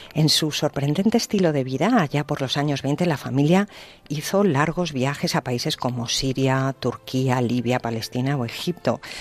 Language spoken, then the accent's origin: Spanish; Cantabria, Spain; moved away; mi tierra, Cantabria